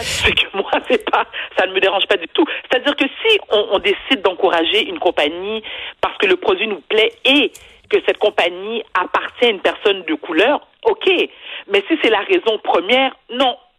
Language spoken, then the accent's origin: French; Montreal, Quebec, Canada; je suis née et j'ai été élevée à Outremont